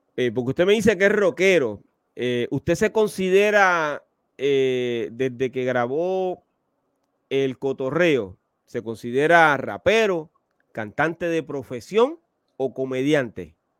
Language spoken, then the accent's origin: Spanish; Puerto Rico; yo soy de Puerto Rico, que es la cuna del reggaetón